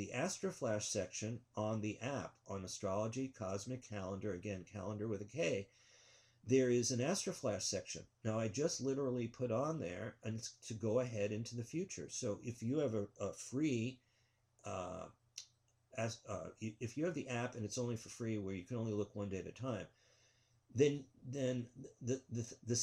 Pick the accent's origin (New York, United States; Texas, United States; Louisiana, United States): New York, United States; I grew up in New York and loved the New York Yankees